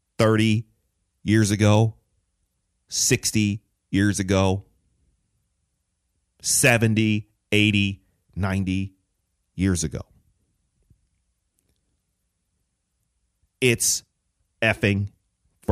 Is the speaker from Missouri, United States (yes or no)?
no; Detroit, Michigan, United States; I grew up in Detroit